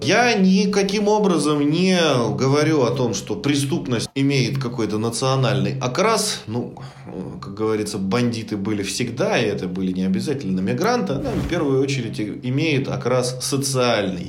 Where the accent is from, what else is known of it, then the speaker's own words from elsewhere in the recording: Russia; для нас с вами, как для коренных, ну, русских